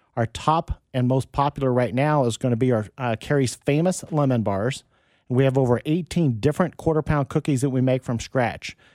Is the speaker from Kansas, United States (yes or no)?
yes; Wichita, Kansas, United States; also born or lived in Overland Park, Kansas; I was growing up in Wichita